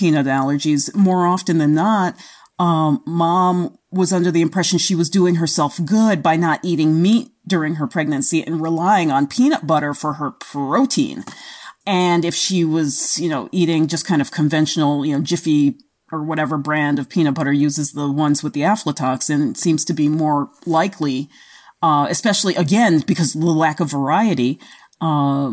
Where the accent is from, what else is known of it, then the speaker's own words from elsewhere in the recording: New York City, New York, United States; moved away; I grew up in the Bronx